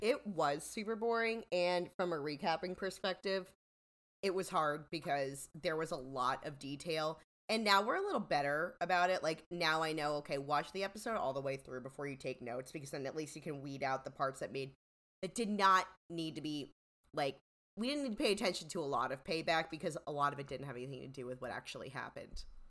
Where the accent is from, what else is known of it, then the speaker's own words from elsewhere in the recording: United States; I'm an American